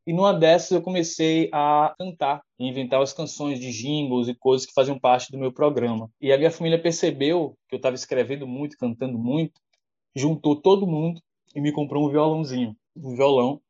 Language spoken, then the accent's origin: Portuguese; Castro Alves, Bahia, Brazil; also born or lived in Salvador / Valéria (Salvador periphery); Eu nasci em Salvador, mas fui criado no interior, em Castro Alves, que é aqui no sul da Bahia